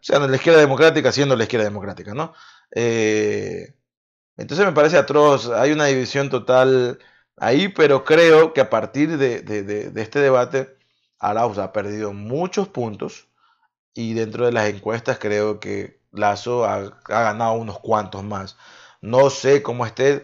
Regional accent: Ecuador

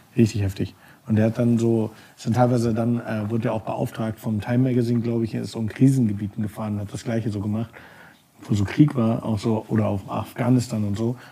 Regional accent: Germany; moved away as an adult; also born or lived in New York; ich komme aus Deutschland, bin kulturinteressiert

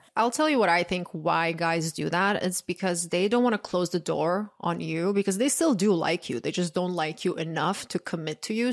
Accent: Croatia; moved away; also born or lived in New York; big male friend group growing up in Croatia

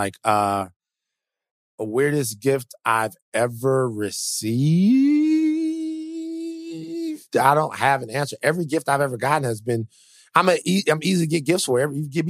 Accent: Baton Rouge, Louisiana, United States; I'm from Baton Rouge.

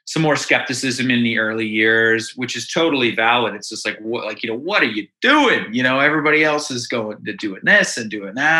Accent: Dundas, Ontario, Canada; also born or lived in Hamilton; I live in Hamilton right now, but we're all from Dundas, which is, it's a little suburb of Hamilton.

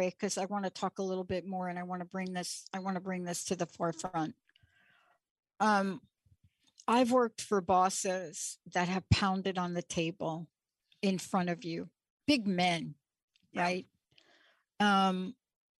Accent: East Coast, United States; also born or lived in New York City / New Jersey; I grew up on the East Coast

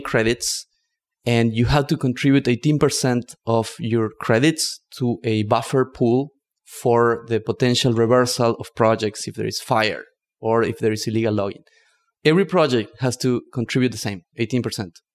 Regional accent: northern Argentina, Argentina; English is a second language; moved away as an adult; also born or lived in Barcelona, Spain / New York City, United States; now in United States; I grew up in Argentina, in the north, in the Yungas, which is a union between the rainforest and the Andes.

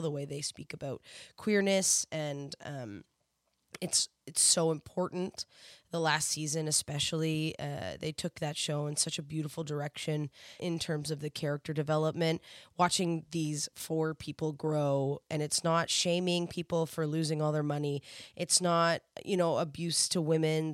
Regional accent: Canada; I'm Canadian.

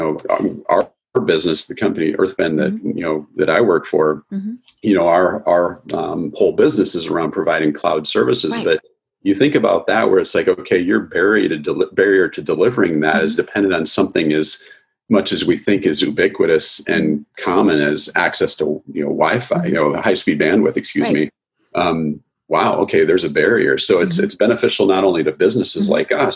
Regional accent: South Dakota, United States; I grew up in South Dakota, which is mm-hmm. fairly rural

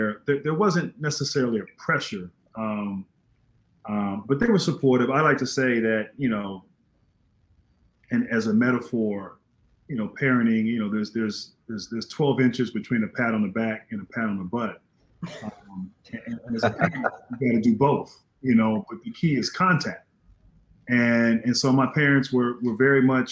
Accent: Northern Virginia, United States; I grew up in Northern Virginia

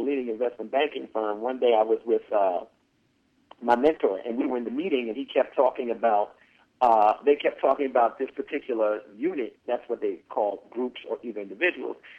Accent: New York City, New York, United States; also born or lived in Harlem, New York; I grew up in the Bronx, initially in the South Bronx, and then we moved to the North Bronx

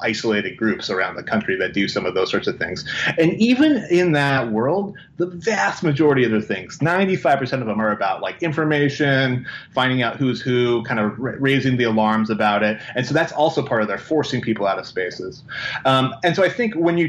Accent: Portland, Oregon, United States; I'm from Portland

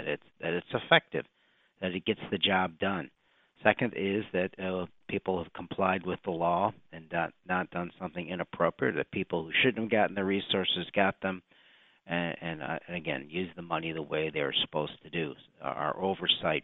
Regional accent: Chicago, Illinois, United States; I come from Chicago in Illinois

